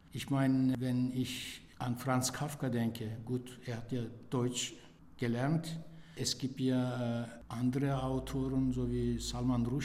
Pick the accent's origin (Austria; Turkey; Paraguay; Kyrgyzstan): Turkey; now in Germany; Kulturell bin ich äh, natürlich in der Türkei aufgewachsen aber kulturell lebe ich auch hier